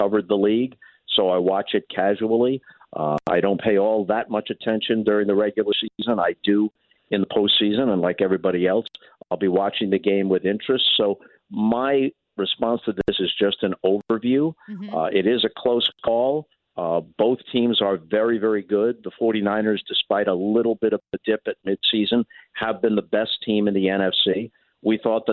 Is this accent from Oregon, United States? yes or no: no; New York, United States; moved away; I grew up in New York